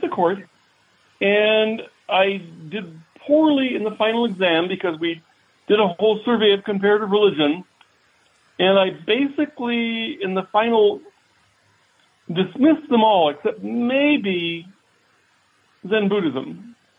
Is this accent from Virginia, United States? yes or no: yes; Fairfax, Virginia, United States; moved away; also born or lived in Alexandria, Virginia / Springfield, Virginia; Fairfax City of not the big Fairfax County. Uh, that, that that was where I grew up